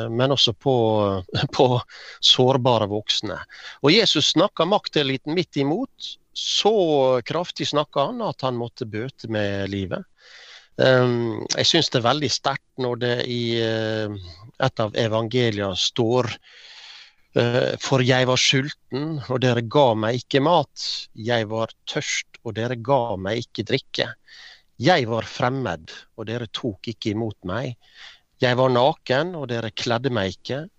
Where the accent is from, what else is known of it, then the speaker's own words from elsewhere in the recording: Ålesund, Møre og Romsdal, Norway; Jeg vokste opp på Åse, en eh, drabantby i eh, Ålesund eh, kommune.